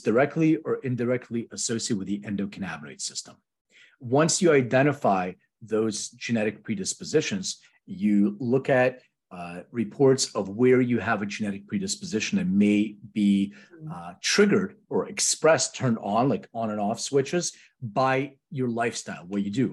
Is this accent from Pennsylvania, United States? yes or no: yes; Philadelphia, Pennsylvania, United States; now in Los Angeles, United States; I'm from Philadelphia